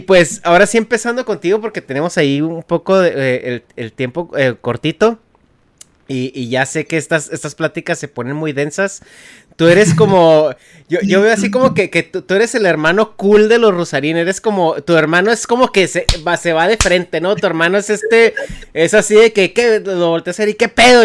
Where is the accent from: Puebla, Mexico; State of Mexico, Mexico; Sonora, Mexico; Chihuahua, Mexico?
Chihuahua, Mexico; moved away as an adult; now in United States; Yo también nací así crecí en Chihuahua antes de, venirme a trabajar para acá